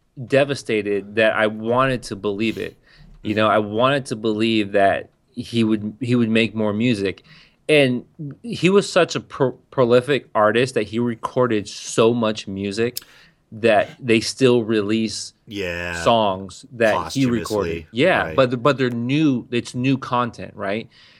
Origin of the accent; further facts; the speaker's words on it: San Diego, California, United States; primarily I grew up on West Coast gangster rap. A white kid from the outskirts of San Diego, I was that guy who had two 12-inch subwoofers